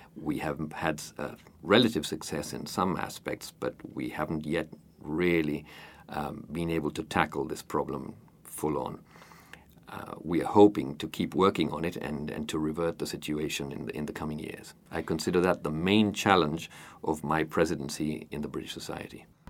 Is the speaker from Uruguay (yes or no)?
yes; Montevideo, Uruguay; I was born in Montevideo and have lived here most of my life, except for about ten years when I lived abroad.